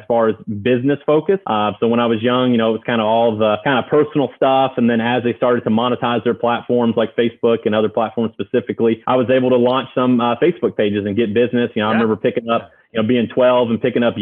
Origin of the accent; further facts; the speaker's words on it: Central Arkansas, United States; I grew up in Central Arkansas